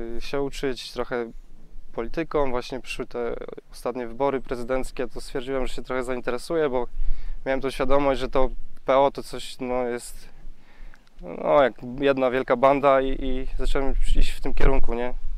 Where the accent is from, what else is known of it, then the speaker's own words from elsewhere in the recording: Głubczyce, Opole Voivodeship, Poland; jestem z Głupczyc z Podopola